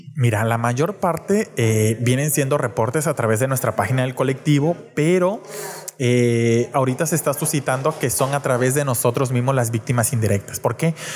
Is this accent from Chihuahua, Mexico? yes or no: no; Reynosa, Tamaulipas, Mexico